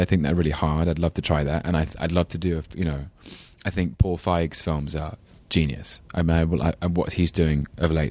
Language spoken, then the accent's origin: English; London, United Kingdom; accent: English London; my very English London accent